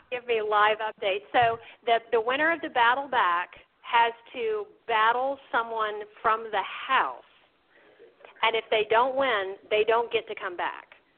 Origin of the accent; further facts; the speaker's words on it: the South, United States; I'm a Southerner, so I grew up with this.